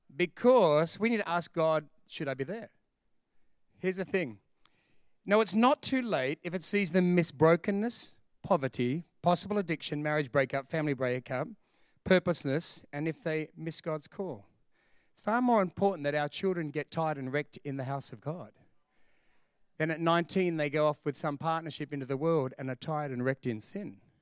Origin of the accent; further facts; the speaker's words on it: Sydney, New South Wales, Australia; We're from Sydney